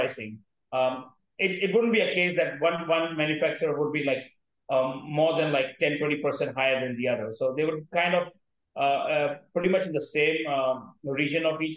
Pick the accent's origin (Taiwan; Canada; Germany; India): India